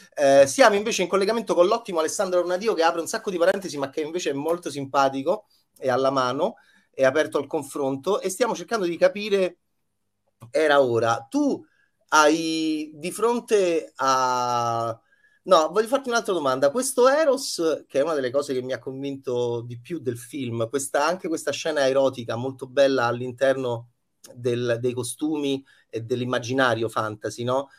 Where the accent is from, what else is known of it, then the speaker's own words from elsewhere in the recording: Rome, Lazio, Italy; also born or lived in Milan; da romano orrido quale sono